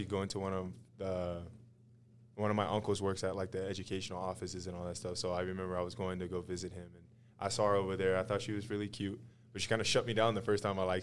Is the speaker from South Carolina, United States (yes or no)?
no; San Diego, California, United States; moved away as an adult; now in Salt Lake City, United States; Growing up in San Diego, there's a station called 92.5, Magic 92.5. I used to listen to all the time with my parents